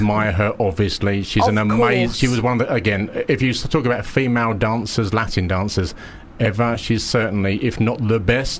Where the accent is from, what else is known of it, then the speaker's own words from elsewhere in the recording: Romford, London, United Kingdom; can you believe that I'm from Romford?